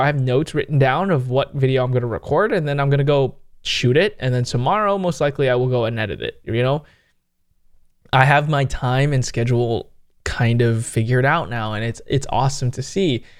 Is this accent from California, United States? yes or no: yes; San Jose, California, United States